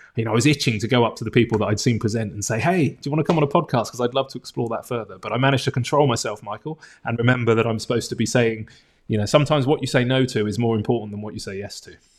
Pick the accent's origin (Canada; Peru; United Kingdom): United Kingdom; Bournemouth, South West England; also born or lived in London; I'm from a tourism town, Bournemouth, on the south coast of England